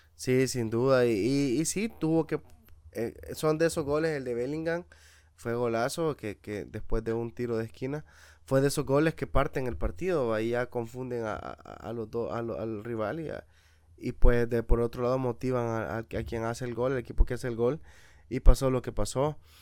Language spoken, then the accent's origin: Spanish; Metapán, Santa Ana, El Salvador; nosotros seamos nacidos y criados allá en Metapán